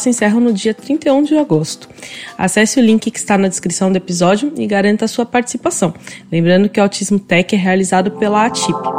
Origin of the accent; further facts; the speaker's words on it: São Paulo, Brazil; moved away as an adult; now in Florianópolis, Brazil; Eu mesma nasci em São Paulo, mas hoje eu moro em Florianópolis